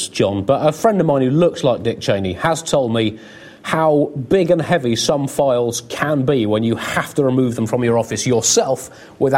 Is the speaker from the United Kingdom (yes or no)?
yes; United Kingdom; as a British person